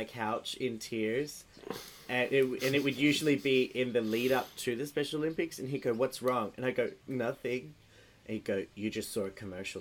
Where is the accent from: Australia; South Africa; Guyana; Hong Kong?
Australia; I am an Australian